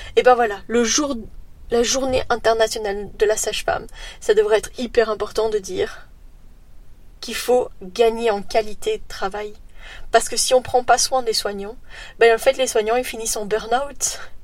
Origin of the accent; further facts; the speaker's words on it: Belgium; chez nous en Belgique